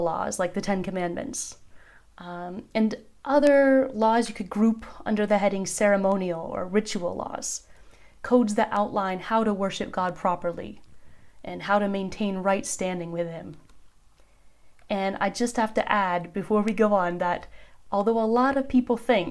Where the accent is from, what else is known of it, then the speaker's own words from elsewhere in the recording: United States; moved away as an adult; now in Turkey; I was born in America, but Turkey has been the home to my family and me for the last 10 years.